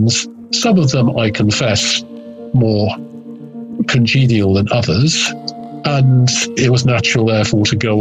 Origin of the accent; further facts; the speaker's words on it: Nottingham, East Midlands, United Kingdom; I was born in 1949 in Nottingham in the English North Midlands